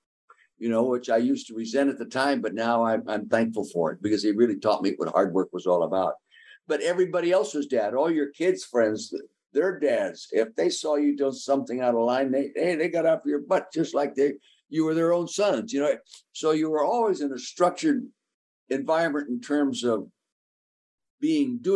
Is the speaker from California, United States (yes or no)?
yes; Calistoga, California, United States; we as kids growing up in Calistoga, you know, 1,800 people in town